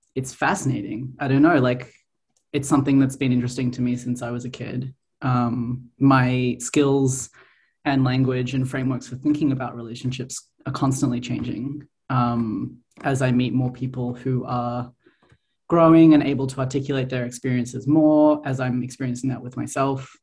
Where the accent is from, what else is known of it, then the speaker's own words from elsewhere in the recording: Australia; moved away as an adult; now in Montreal, Canada; I grew up in Australia